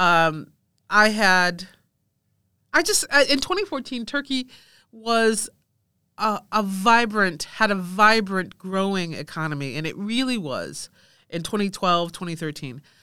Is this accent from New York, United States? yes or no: yes; Rochester, New York, United States; I was born in Rochester, New York, which is very close to Canada